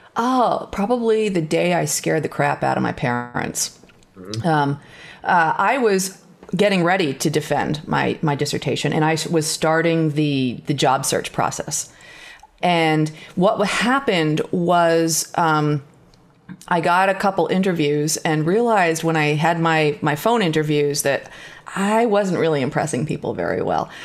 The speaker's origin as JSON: {"language": "English", "area": "northern Catskills", "region": "New York", "country": "United States", "tie": "born or raised there", "said": "I had grown up on a farm, as you said, on, in the northern Catskills"}